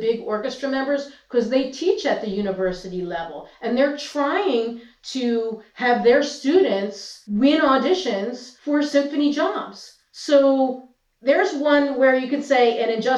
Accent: Philadelphia, Pennsylvania, United States; I came from the Philadelphia freelance scene, that I am Philadelphia, that I've been in this atmosphere for so long

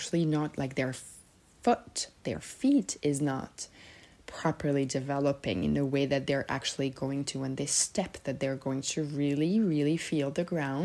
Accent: Serbia; moved away; also born or lived in Switzerland; I'm originally from Serbia

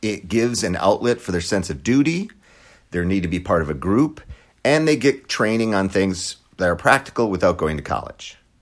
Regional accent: Wisconsin, United States; moved away; I was born and raised in Wisconsin

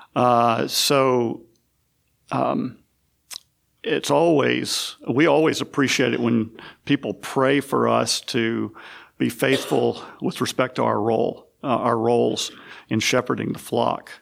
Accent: West Tennessee, United States; also born or lived in South Mississippi / Northwest Florida; now in Chattanooga, United States; grew up mostly in West Tennessee

